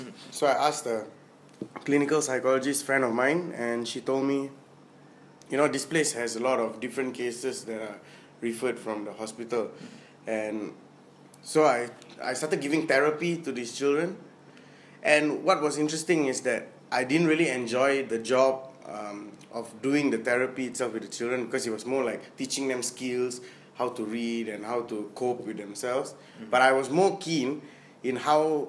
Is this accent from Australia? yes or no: no; Penang, Malaysia; I came from Bukit Glugor. I actually did my Standard 4, Standard 5, Standard 6 there